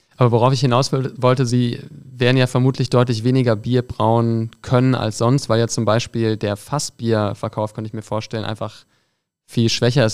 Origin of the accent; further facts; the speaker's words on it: Düsseldorf, North Rhine-Westphalia, Germany; ich bin Düsseldorfer